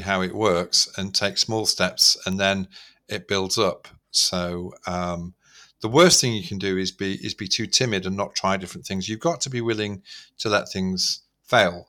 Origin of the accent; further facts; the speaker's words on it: Manchester, North West England, United Kingdom; I was brought up in Manchester at that time